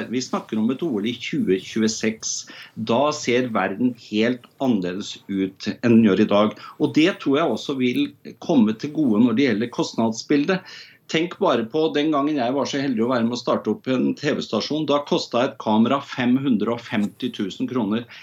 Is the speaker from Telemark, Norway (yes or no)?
yes; Telemark, Norway; Jeg er telemarking og brenner for Telemark og heier på Odd.